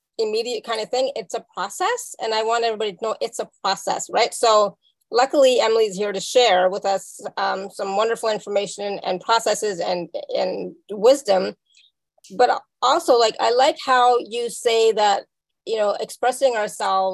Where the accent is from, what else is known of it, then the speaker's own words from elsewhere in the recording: Canada; also born or lived in India; me being from India, right? So raised as an Indian person in Canada